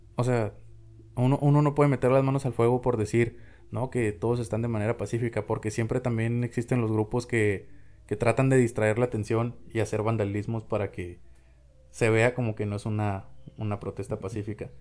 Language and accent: Spanish; Mexico; somos mexicanos, somos latinoamericanos